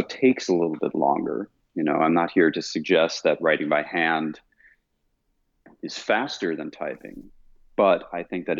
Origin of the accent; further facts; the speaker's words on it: Vienna, Austria; moved away as an adult; I was born and raised in Vienna, Austria. So I left Austria when I was 18 to go study